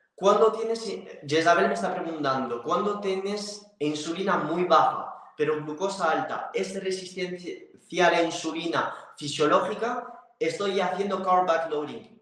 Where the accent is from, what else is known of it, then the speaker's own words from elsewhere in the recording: France; Spanish is a second language; moved away; soy francés